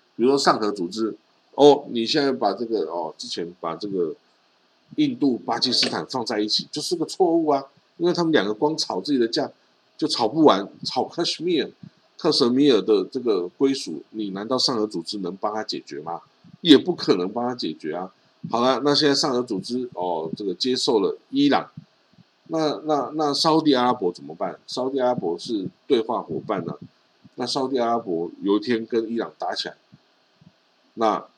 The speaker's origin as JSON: {"language": "Chinese", "country": "Taiwan", "said": "我们台湾人看。看新闻也就盯着美国、日本跟东亚国家"}